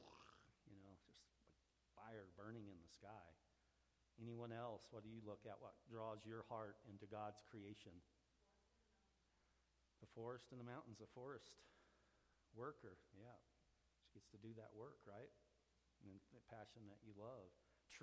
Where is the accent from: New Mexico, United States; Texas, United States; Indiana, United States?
New Mexico, United States; Roswell; I grew up down in Roswell